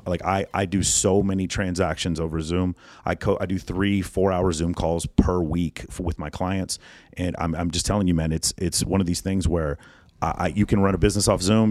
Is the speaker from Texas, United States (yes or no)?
yes; Texas, United States; I'm from Texas